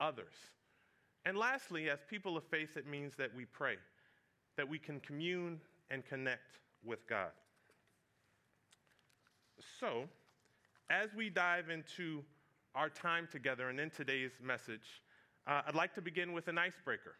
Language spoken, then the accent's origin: English; Fredericksburg, Virginia, United States; moved away; I grew up in Fredericksburg, Virginia